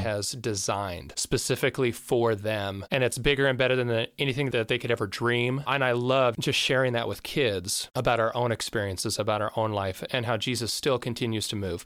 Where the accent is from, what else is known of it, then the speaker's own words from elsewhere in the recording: between Carnation and Duvall, Washington, United States; also born or lived in Tacoma / Tanzania; I grew up just down the, the street, uh, at, like, Marcellus, in between, uh, Carnation and Duval